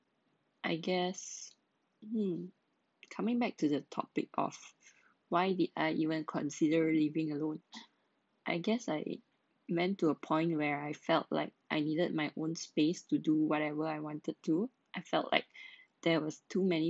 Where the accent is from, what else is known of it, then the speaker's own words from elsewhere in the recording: Malaysia; now in Singapore; I'm a Malaysian working in Singapore.